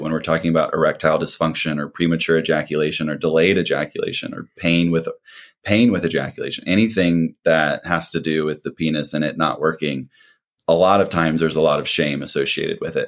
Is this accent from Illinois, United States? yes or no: no; Missouri, United States; moved away as an adult; now in Atlanta, United States; I grew up in Missouri